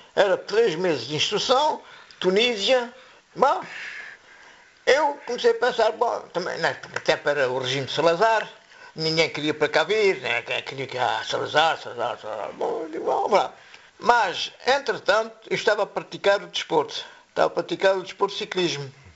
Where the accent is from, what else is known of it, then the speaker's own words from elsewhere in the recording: Morocco; moved away as an adult; now in Quelfes, Portugal; Nasci aqui em Quelves, depois emigrei com meus pais para Marrocos. Era bebê, tinha seis meses. Depois fiz a vida lá em Marrocos